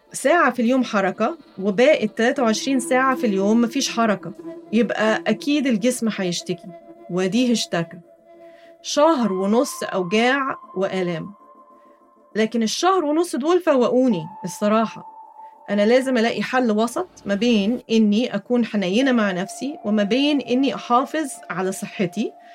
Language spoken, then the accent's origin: Arabic; Egypt; وأنا كمصرية أصيلة